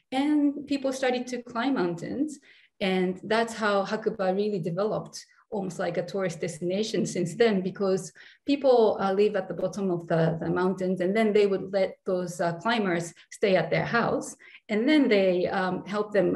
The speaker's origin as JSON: {"language": "English", "country": "Japan", "tie": "born or raised there", "said": "I was born and raised in Japan"}